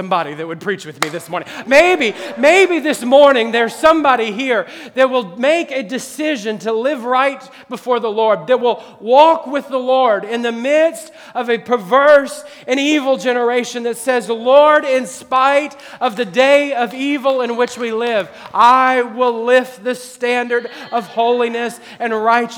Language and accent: English; Midwest, United States; now in Akron, United States; I grew up in the Midwest